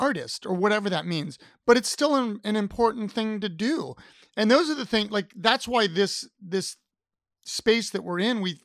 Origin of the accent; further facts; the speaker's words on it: Ohio, United States; now in Richmond, United States; I'm originally from Ohio